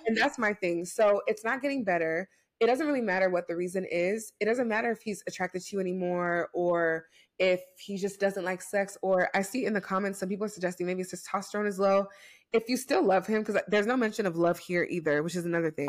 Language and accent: English; United States; I'm American